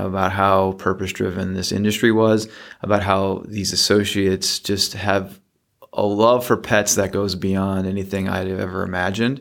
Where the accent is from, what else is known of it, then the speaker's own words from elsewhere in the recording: Midwest, United States; moved away; I'm originally from the Midwest.